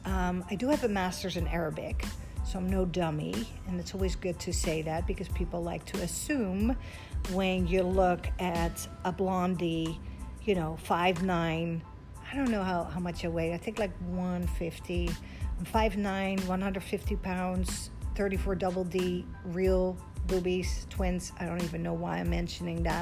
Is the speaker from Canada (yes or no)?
no; Netherlands; English is a second language; moved away as an adult; also born or lived in Egypt; now in United States; Born and raised in Holland.